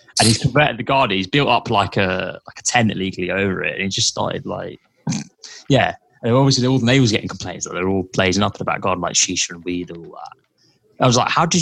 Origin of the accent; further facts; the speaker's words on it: London, United Kingdom; moved away as an adult; if I was a Londoner still, but as I'm not, it's just a birthplace that I'll forget. That's 21 years of my life